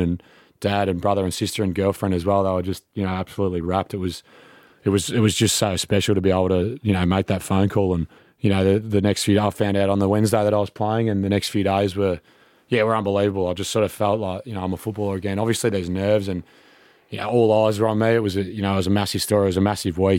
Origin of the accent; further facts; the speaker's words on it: Melbourne, Victoria, Australia; moved away as an adult; also born or lived in Sydney; I made the move back to Melbourne, you know, my hometown with the family and, and friends all down here